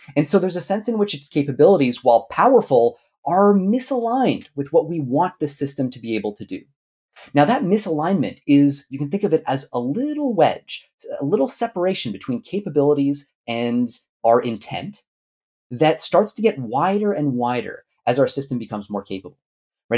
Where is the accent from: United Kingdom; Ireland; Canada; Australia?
Canada; I'm Canadian. I was gonna say I'm Canadian originally